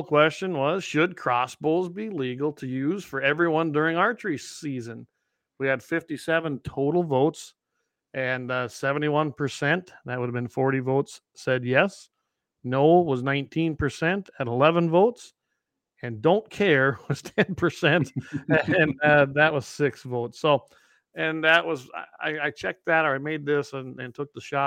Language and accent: English; South Dakota, United States; now in North Dakota, United States; I come from South Dakota.